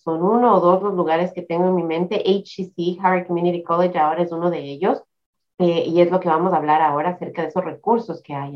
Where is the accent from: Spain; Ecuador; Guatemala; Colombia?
Ecuador; now in United States; mi país de Ecuador